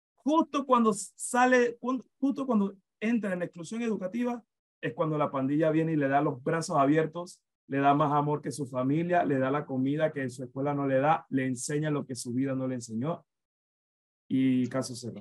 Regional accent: Panama; nosotros como nación, nosotros como Estado panameño

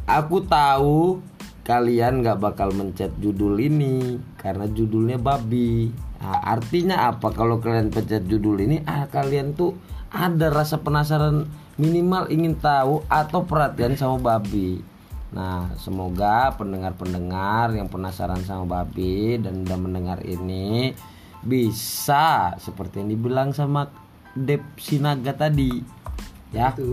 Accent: North Sumatra, Indonesia; pada dasarnya saya sebagai orang Batak

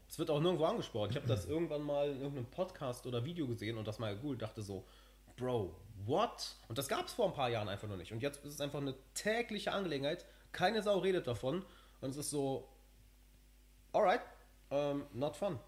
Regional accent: Germany; moved away; ich sehe mich vollkommen als Deutscher

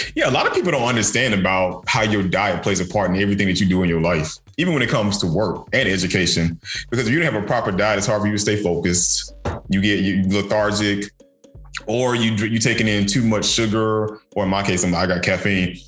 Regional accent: DeKalb County, Georgia, United States; DeKalb District 6, my hometown

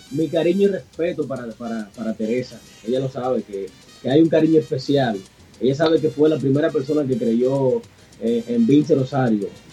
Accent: Dominican Republic; aquí en mi país, eh, en el 2018, 2018, hay un premio que se llama El Soberano

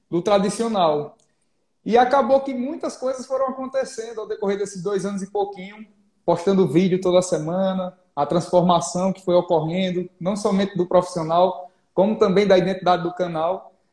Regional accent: Maceió, Alagoas, Brazil; born there; moved away; also born or lived in Pernambuco / Bahia; Sou cearense de coração, nasci em Maceió, morei em Pernambuco, morei na Bahia. Aí o sotaque misturou nesse Nordeste todinho

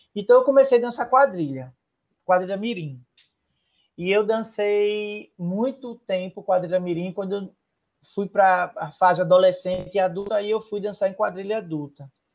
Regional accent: Recife, Pernambuco, Brazil; Eu nasci em Casa Amarela, no Morro da Conceição, e aí, como muita gente sabe, o Morro da Conceição é uma efervescência de cultura popular

